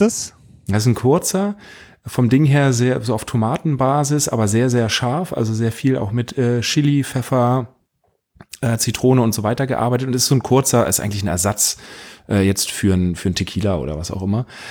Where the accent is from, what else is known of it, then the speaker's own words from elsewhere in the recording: Northern Germany, Germany; bei uns in Norddeutschland